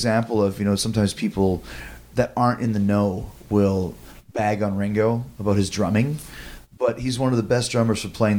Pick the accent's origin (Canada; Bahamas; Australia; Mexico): Canada; Winnipeg, Manitoba; I grew up in Winnipeg